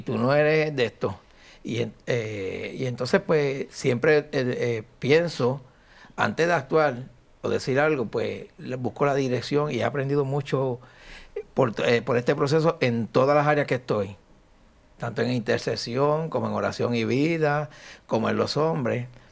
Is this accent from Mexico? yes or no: no; Añasco, Puerto Rico; mi pueblo de Añasco